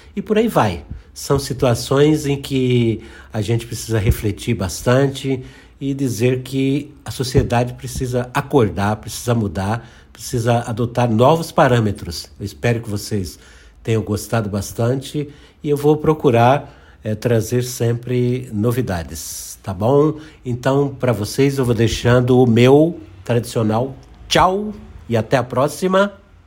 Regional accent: Rio Grande do Norte, Brazil; eu comecei minha carreira como jornalista em rádio no interior do Rio Grande do Norte, onde eu nasci, no Rio Grande do Norte

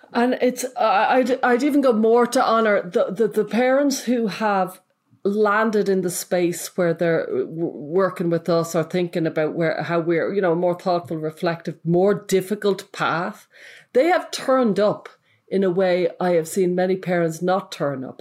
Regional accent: Ireland; I'm from Ireland.

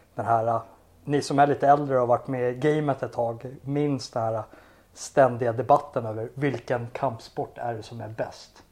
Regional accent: Sweden; jag är ju svensk

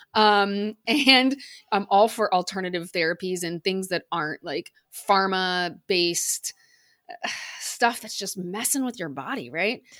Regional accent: United States; accent: American; you can probably tell by my accent, I'm American

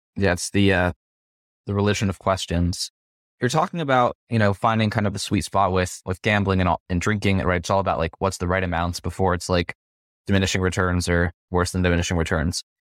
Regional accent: Las Vegas, Nevada, United States; I'm from Las Vegas

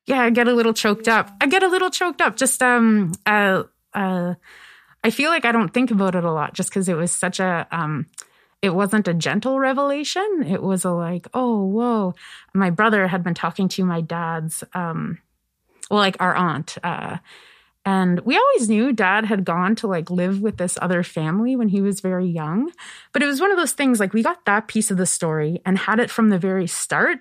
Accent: Kingston, Nova Scotia, Canada; moved away as an adult; also born or lived in Toronto; I'm from Kingston, Nova Scotia. It's where I grew up. It's a village in the Annapolis Valley

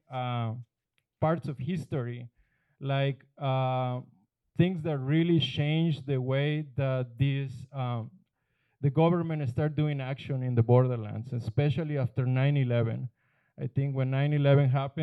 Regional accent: Guaymas, Sonora, Mexico; moved away; Guaymas is my hometown

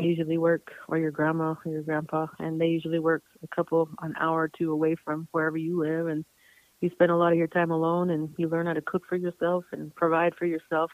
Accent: Tohatchi, New Mexico, United States; also born or lived in Santa Fe, New Mexico / Albuquerque, New Mexico; I grew up on the reservation, kind of in between Tohatchi, New Mexico, and Santa Fe and Albuquerque, New Mexico. I kind of went back and forth. But I spent most of my childhood on the res

